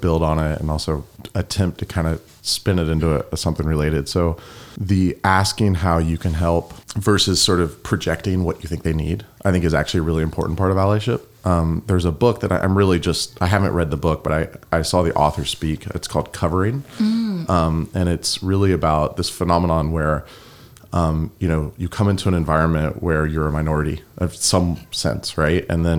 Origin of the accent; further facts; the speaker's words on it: the South, United States; accent: Southern; I grew up in the South, and in the South, there are a lot of like North Carolina, there are a lot of stereotypes. There's, you know, I used to have much more of a Southern accent.